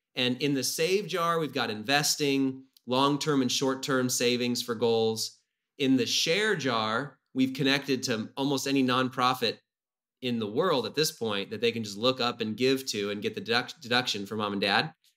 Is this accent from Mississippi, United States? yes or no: no; Whidbey Island, Washington, United States; I grew up on Whidbey Island, um, on an island north of Seattle